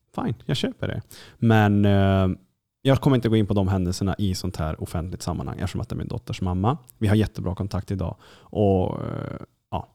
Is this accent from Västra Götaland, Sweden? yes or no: no; Kiruna, Norrbotten County, Sweden; accent: Norrland; jag kommer ju då liksom, från Kiruna